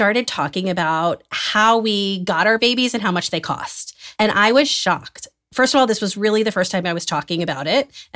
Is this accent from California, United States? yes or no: no; Atlanta, Georgia, United States; moved away as an adult; also born or lived in New York; now in Israel; I grew up in Atlanta, Georgia